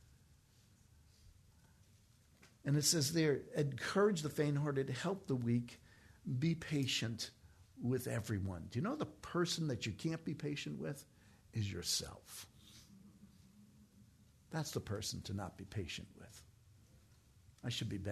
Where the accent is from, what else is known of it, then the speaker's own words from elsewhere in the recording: New York, United States; I'm from New York